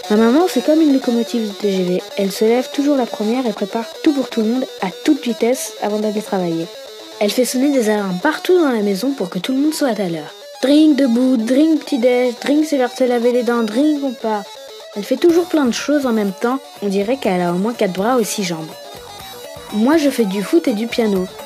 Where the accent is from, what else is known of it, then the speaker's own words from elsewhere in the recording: Lyon, Auvergne-Rhône-Alpes, France; born there; Je suis née en France, à Lyon, il y a 9 ans et j'habite tout près du Rhône.